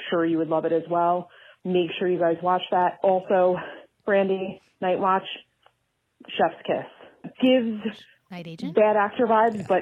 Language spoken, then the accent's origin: English; New Jersey, United States; I'm from Jersey.